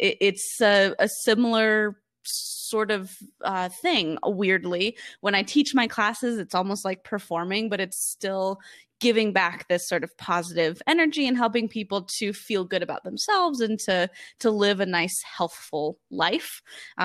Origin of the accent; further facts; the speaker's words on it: California, United States; moved away as an adult; also born or lived in New York; I moved from California, where I grew up, to New York to pursue musical theater.